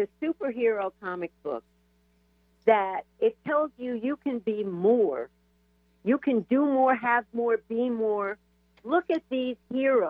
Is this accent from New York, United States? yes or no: yes; New York, United States; I was raised in New York in the suburbs